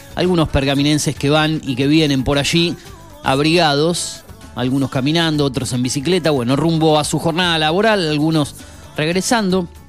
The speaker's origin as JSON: {"language": "Spanish", "country": "Argentina", "said": "los argentinos que padecemos este país"}